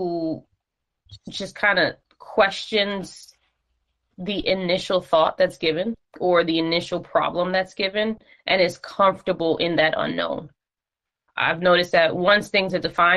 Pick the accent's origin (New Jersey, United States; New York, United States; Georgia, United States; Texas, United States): New York, United States; New York City; a regular schmegular degular Bronx chick is what I like to say. New Yorker to the bone